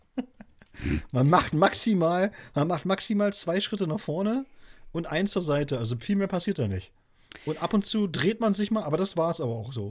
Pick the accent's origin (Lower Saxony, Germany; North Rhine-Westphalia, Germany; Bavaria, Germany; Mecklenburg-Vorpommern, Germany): Mecklenburg-Vorpommern, Germany; Wolgast; Wolgast hier, das ist ja äh, meine Geburtsstadt sozusagen, gleich um die Ecke